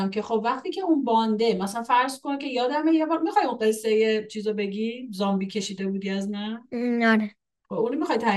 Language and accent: Persian; Iran; now in Canada; خب میدونی که ما مهاجرت کردیم از ایران اومدیم کانادا